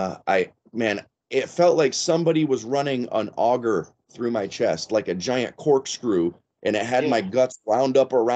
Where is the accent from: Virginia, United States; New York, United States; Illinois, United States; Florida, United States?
Florida, United States; I grew up in Florida.